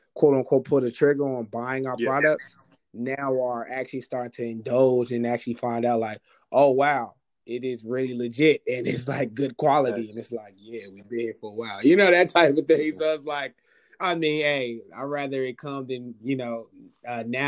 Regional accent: Charlotte, North Carolina, United States; co-founder of Ascend Apparel LLC, born and raised here in Charlotte, North Carolina

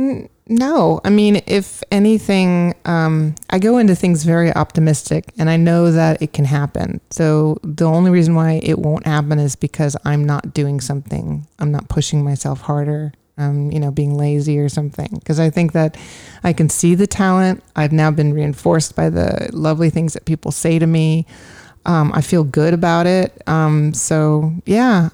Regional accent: California, United States; moved away; also born or lived in New York; growing up in California.

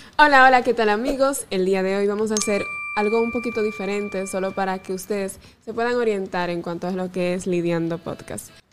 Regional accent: Salcedo, Hermanas Mirabal, Dominican Republic; aquí en mi provincia, aquí en donde nací en Salcedo

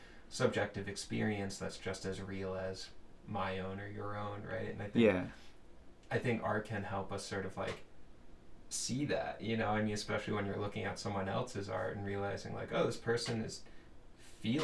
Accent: Long Island, New York, United States; moved away as an adult; I'm from Long Island, New York originally.

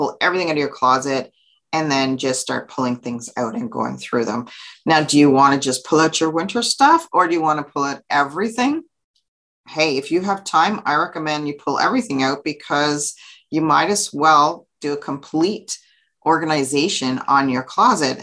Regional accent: Canada; So I'm from Canada. So for those of you who don't know, I live in Ottawa, Ontario, Canada

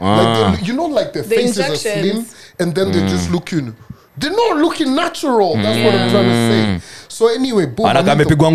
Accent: Kenya; I'm from Kenya.

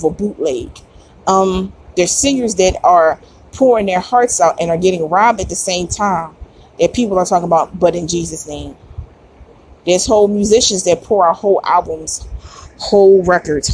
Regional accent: Philadelphia, Pennsylvania, United States; me being a Philadelphian

